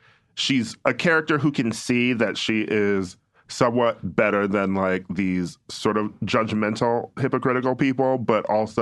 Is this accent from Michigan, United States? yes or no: no; Milwaukee, Wisconsin, United States; moved away; Like, I'm from Milwaukee.